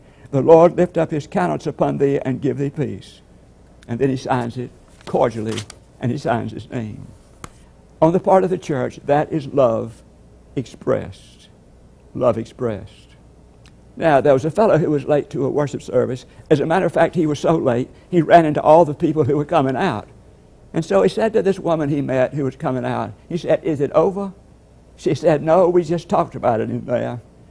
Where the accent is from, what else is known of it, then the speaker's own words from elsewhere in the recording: Puerto Rico; first language Spanish; English is a second language; I am from Puerto Rico and a member of the Messiah Baptist Church.